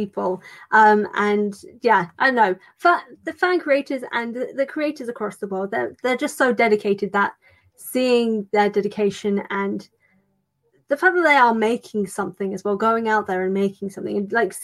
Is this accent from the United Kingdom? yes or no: yes; United Kingdom; I'm British